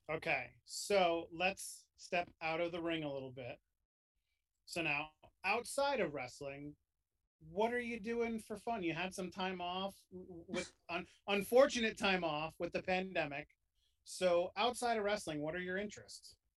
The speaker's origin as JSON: {"language": "English", "region": "New York", "country": "United States", "tie": "born or raised there", "said": "I grew up in New York."}